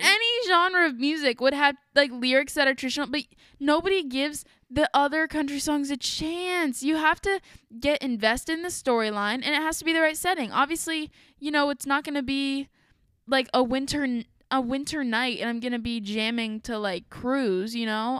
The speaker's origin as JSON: {"language": "English", "region": "Ohio", "country": "United States", "said": "we're from Ohio"}